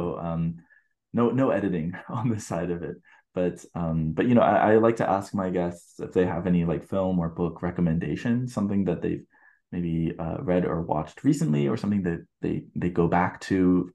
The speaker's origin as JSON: {"language": "English", "country": "United States", "also_born_or_lived": "Brazil", "moved": "yes", "said": "as an American in a predominantly Brazilian, you know, like school"}